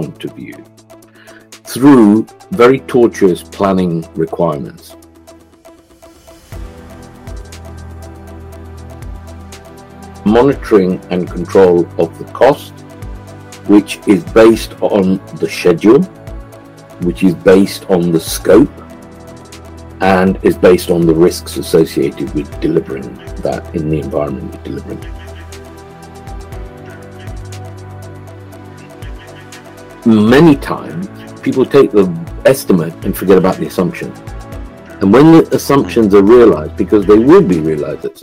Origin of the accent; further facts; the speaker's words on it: Kenya; moved away as an adult; now in England, United Kingdom; I was born and brought up in Kenya, and lived in Kenya pre-independence and post-independence